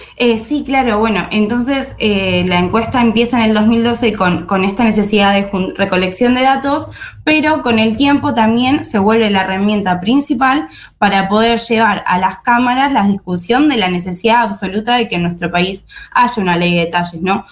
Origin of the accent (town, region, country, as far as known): Argentina